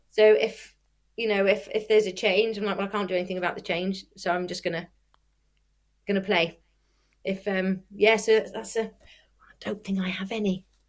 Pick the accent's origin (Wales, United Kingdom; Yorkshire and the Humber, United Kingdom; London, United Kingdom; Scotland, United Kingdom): Wales, United Kingdom; Welsh; I'm Welsh